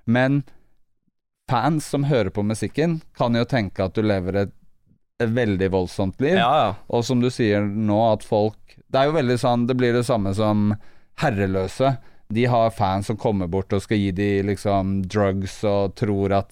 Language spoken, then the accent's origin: Norwegian; Bærum, Akershus, Norway; De fleste nå i rappkretser tror jeg er fra Bærum fordi at jeg rappa det så hardt i sånn ti år.